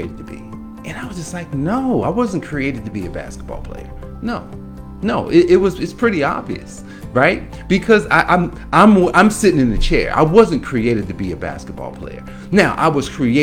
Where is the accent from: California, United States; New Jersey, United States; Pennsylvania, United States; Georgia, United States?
New Jersey, United States; Newark; moved away; growing up in Newark, New Jersey